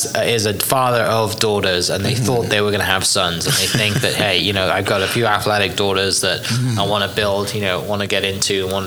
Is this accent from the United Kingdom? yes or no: yes; Wales, United Kingdom; moved away; I grew up in Wales